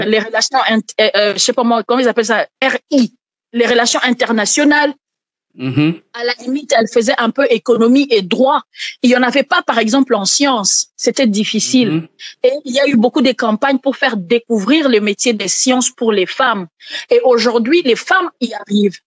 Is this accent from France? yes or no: no; Kisangani, Tshopo, DR Congo; now in Kinshasa, Democratic Republic of the Congo; j'ai grandi à Kisangani